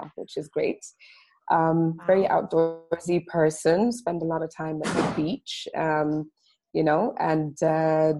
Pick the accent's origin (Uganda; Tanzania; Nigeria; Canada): Tanzania; Dar es Salaam; I grew up in Dar es Salaam, which is the commercial capital of Tanzania, and it's on the coast